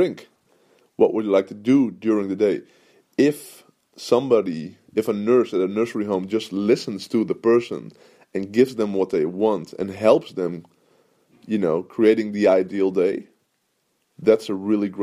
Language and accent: English; Netherlands; I'm from Holland